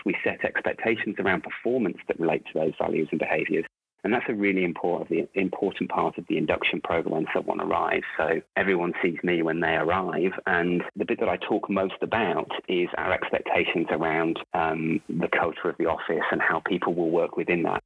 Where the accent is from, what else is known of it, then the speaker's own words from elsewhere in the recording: Rugby, West Midlands, United Kingdom; moved away as an adult; also born or lived in Warrington; now in Melbourne, Australia; I am originally from Rugby in the UK. Uh, born, born actually in uh, Warrington first, but then moved back down to Rugby with my parents when uh, I was about a year old, and lived there till I was 18.